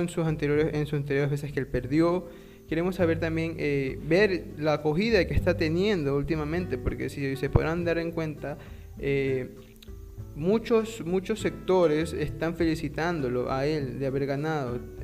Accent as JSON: {"language": "Spanish", "country": "Ecuador", "said": "somos de Ecuador."}